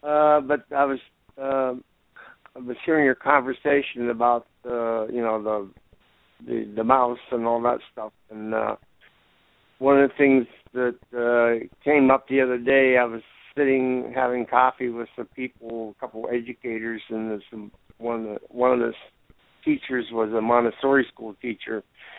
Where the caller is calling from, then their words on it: Ithaca, New York, United States; from Ithaca.